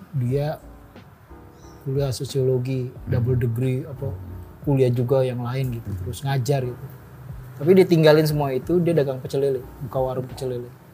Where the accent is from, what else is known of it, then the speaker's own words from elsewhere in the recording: Jakarta, Indonesia; Tuhan nurunin gue jadi orang Betawi